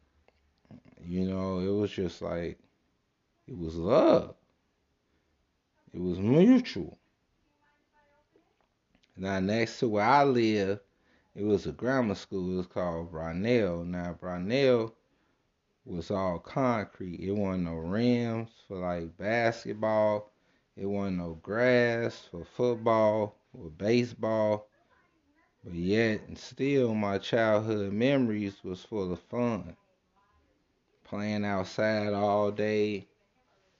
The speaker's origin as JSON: {"language": "English", "town": "Chicago", "region": "Illinois", "country": "United States", "tie": "born or raised there", "said": "I was born and raised in Chicago on the south side"}